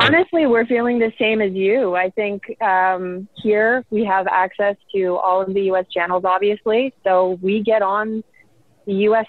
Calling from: Toronto, Ontario, Canada; I'm calling from Toronto

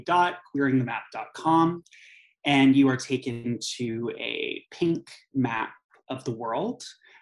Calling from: Montreal, Quebec, Canada; I am calling from Jajage Muniang, or Montreal, which is on the unceded lands and waters of the Ganyangahaga Nation.

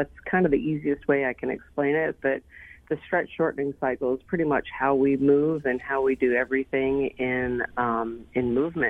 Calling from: Austin, Texas, United States; Austin, Texas.

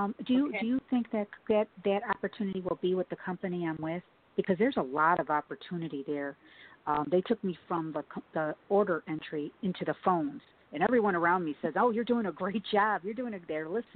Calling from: Chicago, Illinois, United States; I'm calling from Chicago.

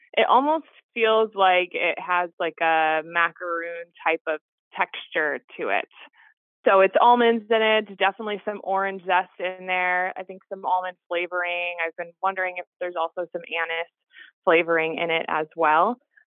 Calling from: Milford, Massachusetts, United States; I'm calling from Milford, Massachusetts.

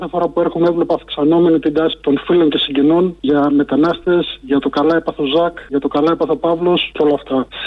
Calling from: Scotland, United Kingdom; τηλεφωνώ από τη Σκωτία.

